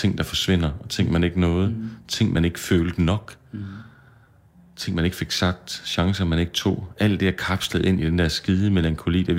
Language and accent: Danish; Jutland, Denmark; Bunden var jeg godt klar over. Det har jeg tjekket på. Jeg er fra Jylland.